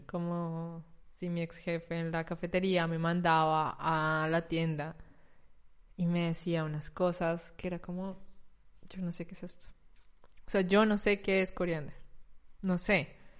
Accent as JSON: {"language": "Spanish", "country": "Colombia", "also_born_or_lived": "Germany", "moved": "as an adult", "lives_now": "Berlin, Germany", "said": "he sido en Colombia"}